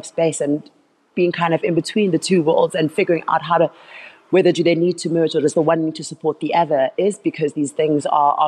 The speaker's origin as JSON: {"language": "English", "town": "Soweto", "region": "Gauteng", "country": "South Africa", "tie": "born or raised there", "said": "Yeah, so I grew up in Soweto, the southwestern township, one of the older and larger townships in South Africa."}